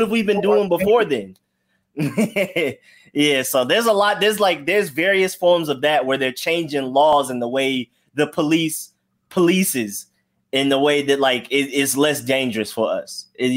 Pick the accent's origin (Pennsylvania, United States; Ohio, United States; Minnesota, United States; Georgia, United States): Georgia, United States; Atlanta; I'm from Atlanta.